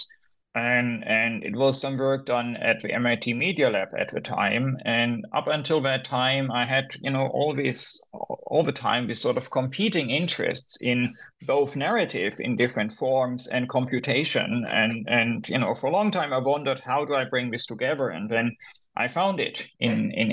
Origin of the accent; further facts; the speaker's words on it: Germany; moved away as an adult; also born or lived in Berlin / United States; I'm originally from Germany